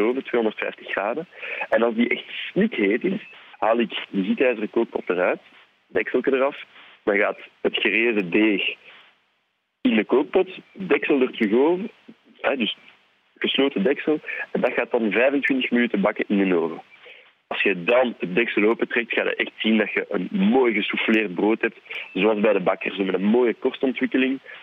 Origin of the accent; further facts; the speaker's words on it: Leuven area, Flanders, Belgium; first language French; Dutch is a second language; We komen allebei rond het, van het Leuvense